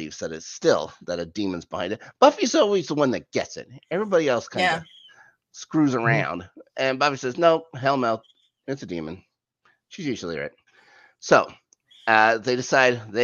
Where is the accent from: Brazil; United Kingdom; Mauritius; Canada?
Canada; I grew up in Canada.